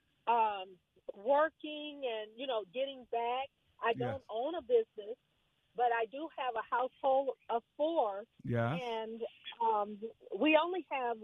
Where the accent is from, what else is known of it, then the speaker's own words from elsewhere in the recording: Lansing, Michigan, United States; now in Waldorf, Maryland, United States; I am from Lansing, Michigan